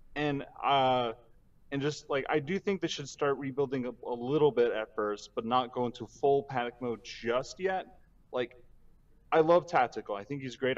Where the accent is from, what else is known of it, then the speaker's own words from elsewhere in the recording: Chicago, Illinois, United States; I'm from suburban